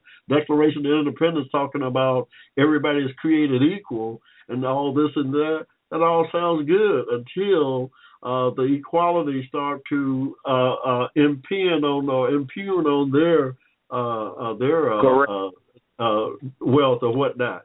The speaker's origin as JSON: {"language": "English", "region": "Georgia", "country": "United States", "also_born_or_lived": "Akron, Ohio", "said": "I used to live in Akron, Ohio, coming up, but I'm from Georgia."}